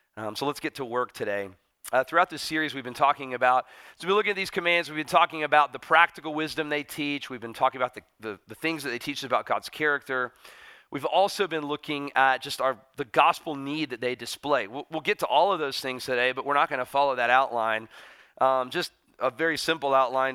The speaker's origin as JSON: {"language": "English", "country": "United States", "said": "as an American"}